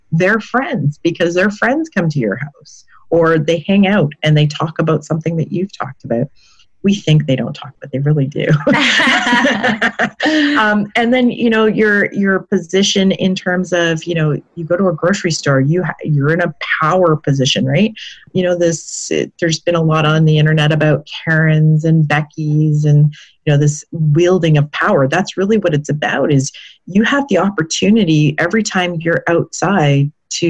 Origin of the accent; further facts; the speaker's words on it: Canada; we're not just First Nations people in Canada